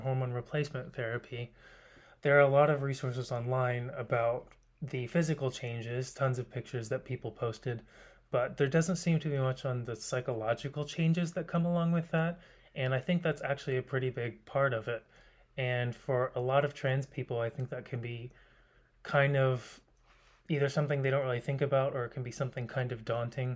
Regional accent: Kentucky, United States; moved away as an adult; also born or lived in St. Louis metro area; now in Seattle, United States; I was raised in Kentucky and I moved to Seattle a few years ago

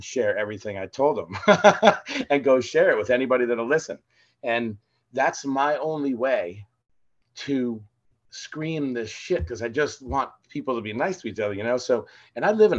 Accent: New Jersey, United States; we're from New Jersey

